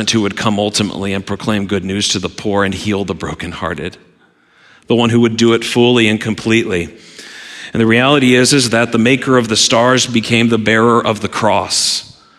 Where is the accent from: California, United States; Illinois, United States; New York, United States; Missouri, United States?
Missouri, United States; Southwest; now in Michigan, United States; as a kid growing up in Southwest Missouri